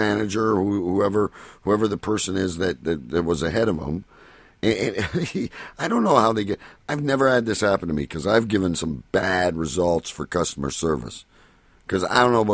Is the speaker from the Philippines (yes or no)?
no; Canada; I'm Canadian